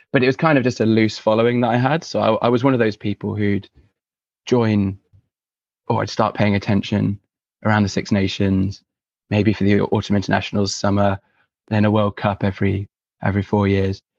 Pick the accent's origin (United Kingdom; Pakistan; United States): United Kingdom; Edinburgh, Scotland; born there; it's an obvious choice uh, given I was born in Edinburgh and I've still got family there.